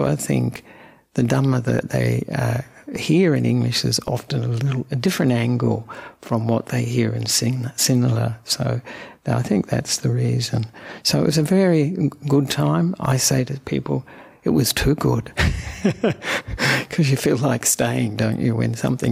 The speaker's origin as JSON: {"language": "English", "town": "Perth", "region": "Western Australia", "country": "Australia", "tie": "born or raised there", "also_born_or_lived": "Sri Lanka", "said": "I'm an Australian monk who was born in Perth"}